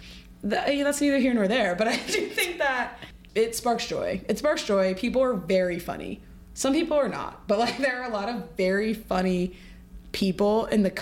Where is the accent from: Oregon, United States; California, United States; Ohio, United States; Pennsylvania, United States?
Ohio, United States; now in New York, United States; I moved to New York, I'm from Ohio too